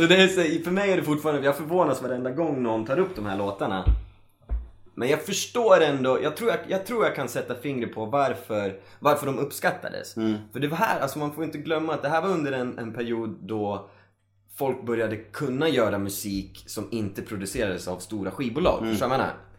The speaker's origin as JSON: {"language": "Swedish", "town": "Sala", "region": "Västmanland", "country": "Sweden", "tie": "born or raised there", "said": "jag är uppvuxen i Sala"}